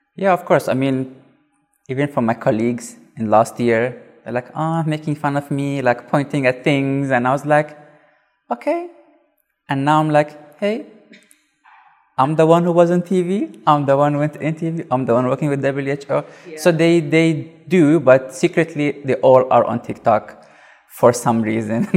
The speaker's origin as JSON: {"language": "English", "country": "South Africa", "said": "I'm from South Africa"}